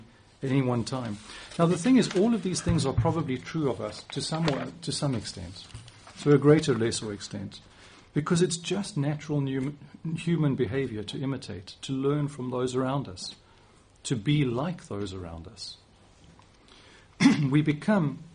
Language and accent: English; South Africa; moved away as an adult; now in England, United Kingdom; my accent probably won't change. I'm too old for that, at least not much. But I can choose, and I do choose, to use some different words here in England than I would use in South Africa